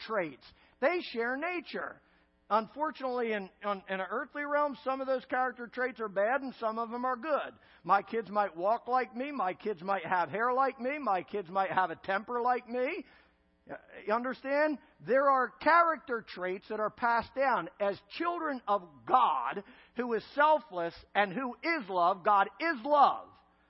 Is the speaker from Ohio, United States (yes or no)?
no; Philadelphia, Pennsylvania, United States; moved away; I'm from the Philadelphia area of Pennsylvania